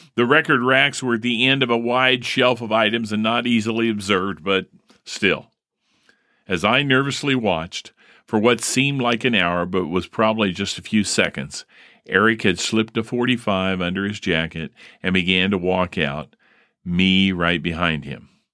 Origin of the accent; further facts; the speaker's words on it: Primrose Avenue, Indiana, United States; growing up on Primrose Lane, or er, Primrose Avenue